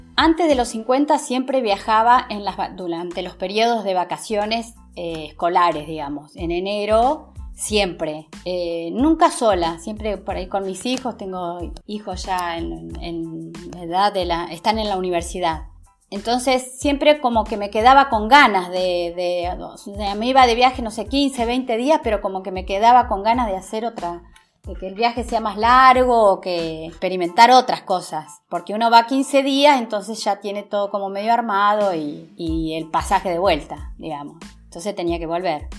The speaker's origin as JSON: {"language": "Spanish", "town": "Santa Rosa", "region": "La Pampa", "country": "Argentina", "said": "de dónde sos, de la Argentina, ah, de Buenos Aires o de Córdoba. No, de La Pampa"}